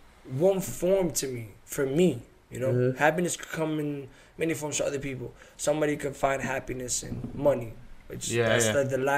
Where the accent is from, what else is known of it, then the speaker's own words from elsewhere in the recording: Massachusetts, United States; I'm from Mass